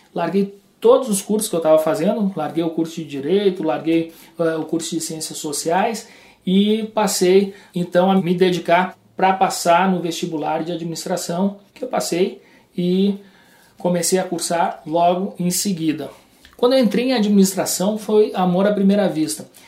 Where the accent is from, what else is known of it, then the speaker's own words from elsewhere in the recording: Rio Grande do Sul, Brazil; moved away; also born or lived in João Pessoa / Porto Alegre; eu acabei decidindo voltar para o Rio Grande do Sul, sou gaúcho